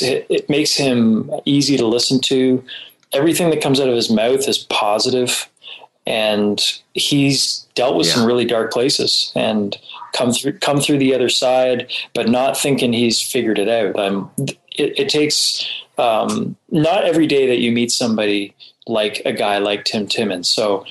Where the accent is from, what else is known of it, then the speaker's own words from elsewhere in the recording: Toronto, Ontario, Canada; now in Prince Edward Island, Canada; And it's a big rivalry here in Canada. So, yeah, I'm a Leafs fan because I'm from Toronto.